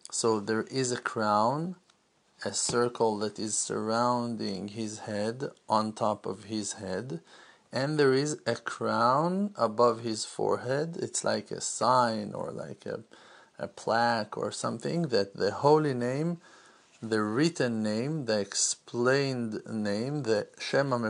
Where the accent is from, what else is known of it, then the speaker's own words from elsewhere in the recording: Jerusalem, Jerusalem District, Israel; didn't grow up in Brooklyn. I didn't grow up in uh, in Orlando. I didn't grow up in. Uh, Tennessee. I grew up in Jerusalem.